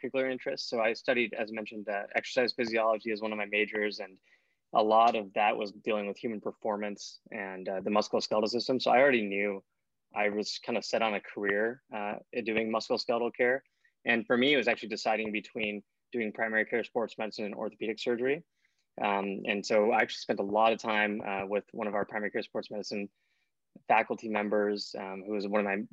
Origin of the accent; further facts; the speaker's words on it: Glendora, California, United States; I grew up in Southern California in Glendora, which is a suburb of Los Angeles